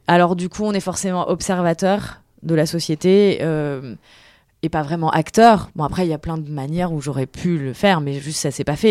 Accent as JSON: {"language": "French", "town": "Tours", "region": "Centre-Val de Loire", "country": "France", "also_born_or_lived": "Paris / New York / China / Lille", "moved": "yes", "lives_now": "Seine-Saint-Denis, France", "said": "je viens de Tours, ce qui est pas loin de Paris"}